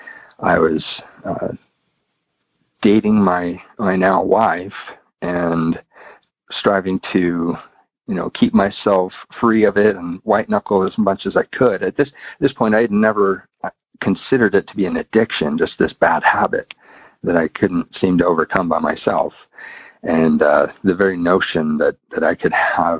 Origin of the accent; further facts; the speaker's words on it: United States; now in United Kingdom; I didn't mention I live in the UK, but I'm from the United States, if you can tell by my accent.